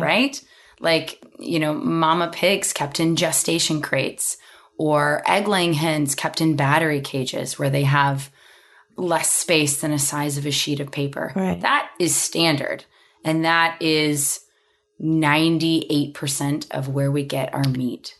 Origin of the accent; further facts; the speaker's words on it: Oklahoma, United States; growing up in Oklahoma